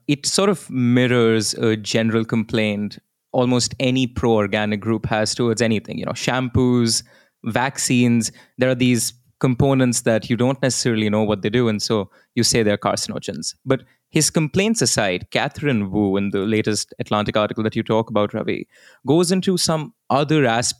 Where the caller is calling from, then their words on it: Delhi, India; So I will say this, you know, I'm recording this from Delhi.